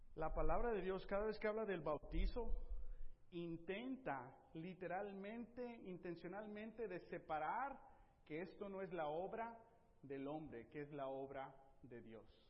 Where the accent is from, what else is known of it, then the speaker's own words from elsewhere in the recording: Tepic, Nayarit, Mexico; moved away; yo crecí en Tepic